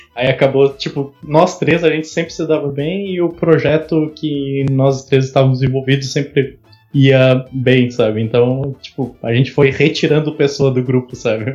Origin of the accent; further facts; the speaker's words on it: Pelotas, Rio Grande do Sul, Brazil; nós somos de Pelotas, no Rio Gr-, Rio Grande do Sul. É, no sul do Rio Grande do Sul